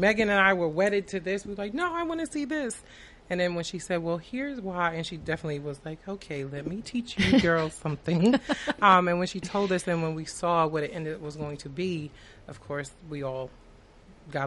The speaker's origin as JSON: {"language": "English", "area": "Long Island", "region": "New York", "country": "United States", "tie": "born or raised there", "said": "I was born and raised in Long Island"}